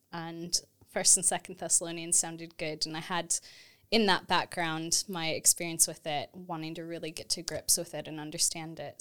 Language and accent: English; Texas, United States; moved away as an adult; also born or lived in St Andrews, Scotland / Edinburgh, Scotland; now in United Kingdom; I grew up in Texas in the U S